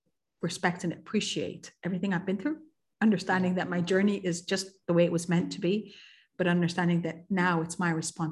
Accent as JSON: {"language": "English", "country": "Kuwait", "tie": "born or raised there", "also_born_or_lived": "Egypt", "said": "I, as an Egyptian, I was born and raised in Kuwait. So I was a third culture kid from day one. And Kuwait in the Middle East is a very multicultural society"}